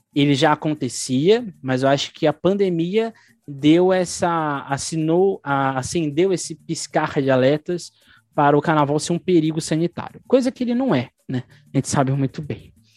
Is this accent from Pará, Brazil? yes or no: no; São Paulo, Brazil; nós enquanto paulistanos